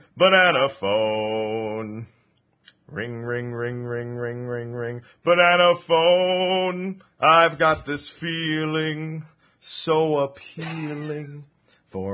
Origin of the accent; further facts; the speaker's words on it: New Jersey, United States; accent: Jersey; I am from New Jersey